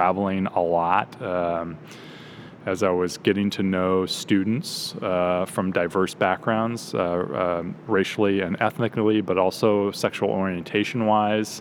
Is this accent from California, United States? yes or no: yes; Orange County, Southern California, United States; also born or lived in Kansas; I'm a Southern California native. I grew up in Orange County, which is about an hour south of LA in the suburbs.